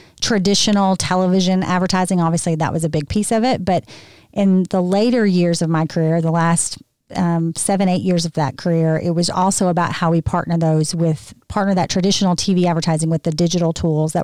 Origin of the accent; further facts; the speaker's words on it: Arkansas, United States; accent: Southern; moved away; also born or lived in Memphis, Tennessee; I was born in Arkansas.